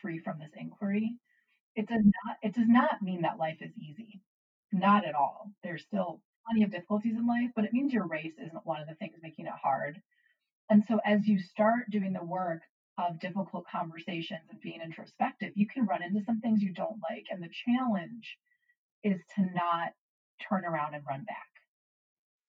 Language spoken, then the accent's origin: English; United States; as an American